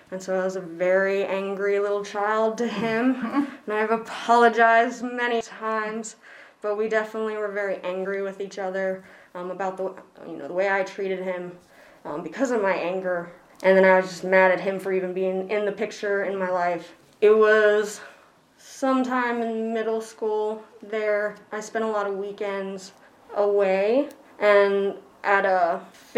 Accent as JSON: {"language": "English", "town": "Elkton", "region": "Virginia", "country": "United States", "tie": "born or raised there", "also_born_or_lived": "New York City, New York", "said": "going from New York City to good old Elkton, Virginia at the time"}